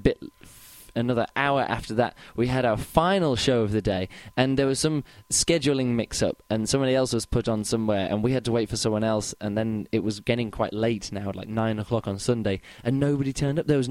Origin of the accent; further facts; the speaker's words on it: England, United Kingdom; now in Berlin, Germany; I'm from England. I now live in Berlin.